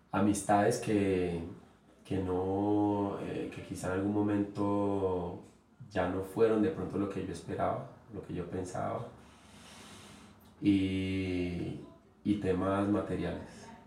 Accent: Uruguay; moved away; es que yo me vine de Uruguay y dejé de jugar

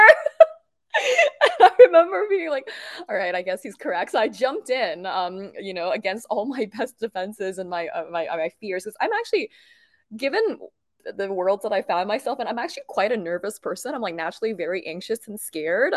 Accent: Bangkok, Thailand; growing up in Bangkok

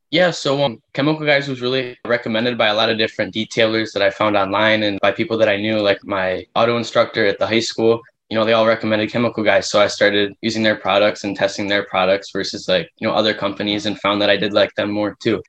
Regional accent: Brighton, Michigan, United States; I'm from Brighton.

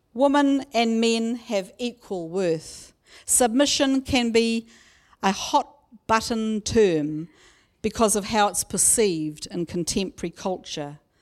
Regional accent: Raglan, Waikato, New Zealand; My family, growing up in Kaurawa near Raglan, lived only a few minutes away from my auntie and uncle and cousins.

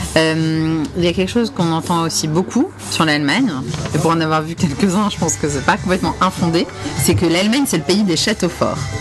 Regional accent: France; je suis française

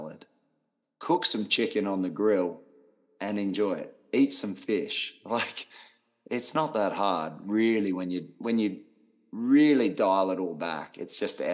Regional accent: Australia; being Australian, I am very blunt

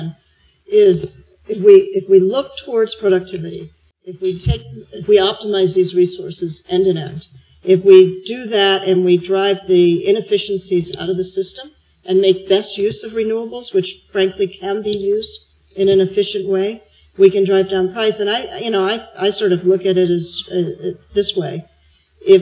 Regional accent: United States; moved away as an adult; now in Australia

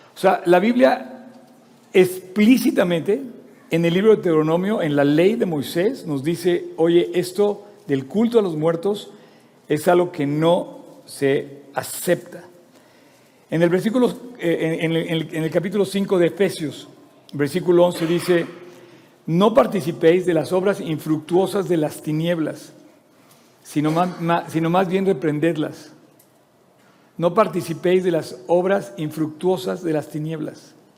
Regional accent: Mexico

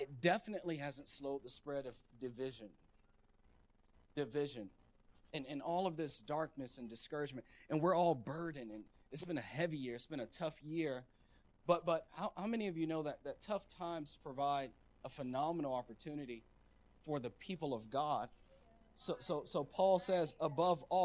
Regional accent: United States; I'm all American.

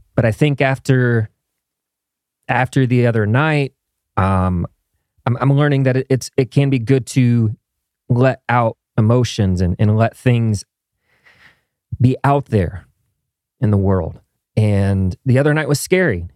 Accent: Midwest, United States; moved away; as a kid growing up in the Midwest

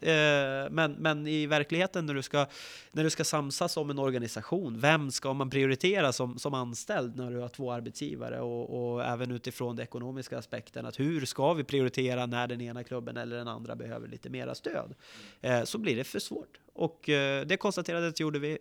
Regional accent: Västerås, Västmanland, Sweden; Jag är född uppvuxen i, i Västerås och är VSK sen födseln.

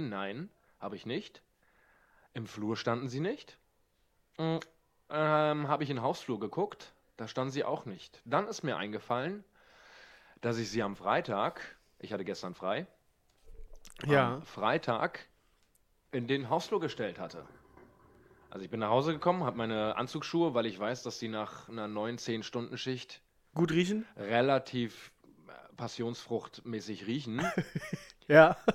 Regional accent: Bad Salzuflen, North Rhine-Westphalia, Germany; Das ist so ein Ort, da kann ich doch nicht mit Stolz sagen, wo ich herkomme. Bad Salzuflen, das klingt schon.

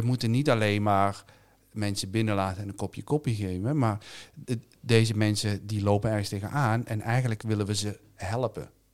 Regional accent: South Limburg, Netherlands; Ik ben zelf opgegroeid in Zuid-Limburg

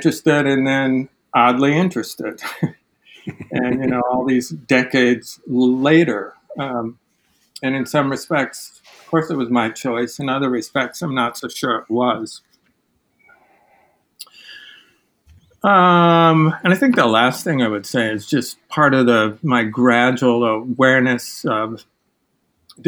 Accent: Midwest, United States; moved away as an adult; also born or lived in Manhattan, Kansas / Chicago area; now in New York, United States; I grew up in the Midwest

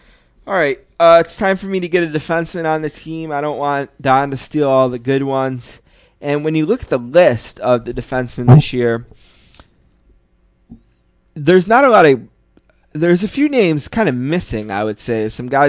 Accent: Buffalo, New York, United States; I'm from Buffalo. I love Buffalo hockey.

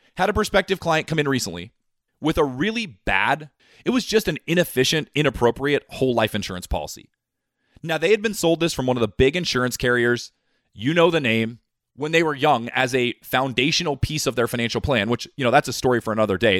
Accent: United States; me being born an American

